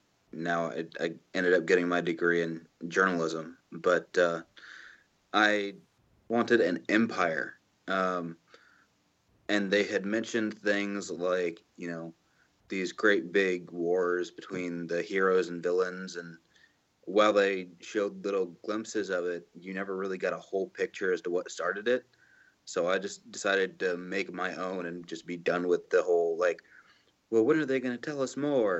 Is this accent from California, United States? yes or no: yes; Carmel, California, United States; I'm from Carmel, California, Monterey